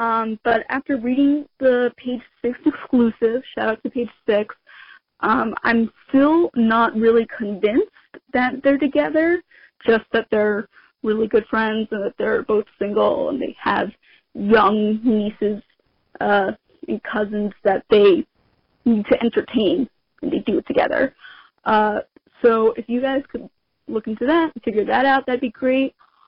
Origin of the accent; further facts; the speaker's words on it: New Jersey, United States; I am from Jersey